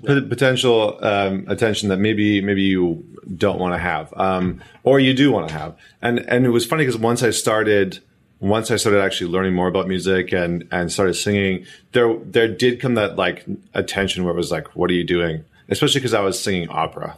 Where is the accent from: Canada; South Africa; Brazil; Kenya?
Canada; Alberta; I remember growing up in Alberta